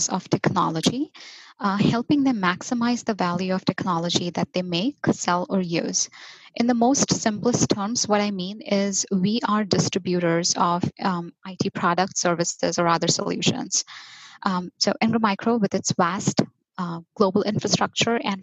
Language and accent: English; Mumbai, Maharashtra, India; moved away as an adult; now in United States; I was born and raised in Mumbai, India, and recently migrated to the United States